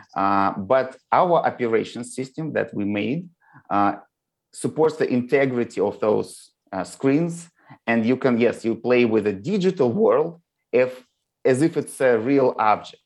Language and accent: English; Moscow, Russia; now in United States; I was born in Moscow, and all my relatives is from Moscow. You know, like I always tell people that uh, we visited the same elementary school with my grandma